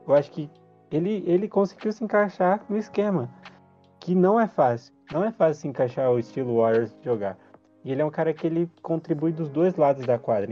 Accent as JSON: {"language": "Portuguese", "country": "Brazil", "said": "a gente é brasileiro"}